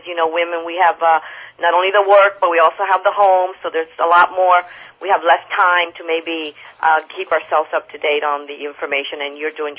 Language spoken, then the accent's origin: English; Toronto, Ontario, Canada; moved away; also born or lived in Netherlands; I'm envious of you going back to Toronto. That's where I'm from.